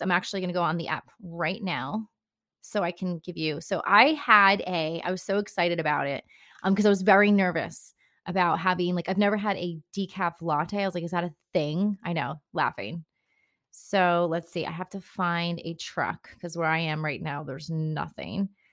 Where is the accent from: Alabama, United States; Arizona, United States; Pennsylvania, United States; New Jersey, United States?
New Jersey, United States; Bergen County; I am from Bern County originally